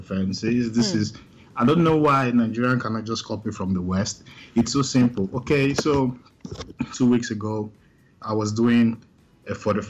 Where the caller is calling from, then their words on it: Graz, Styria, Austria; Yeah, I'm currently calling from Austria, Graz.